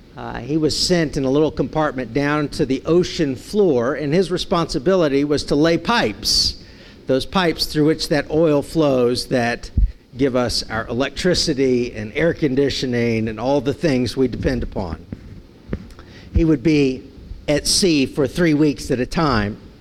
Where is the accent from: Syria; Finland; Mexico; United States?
United States; San Francisco, California; growing up in San Francisco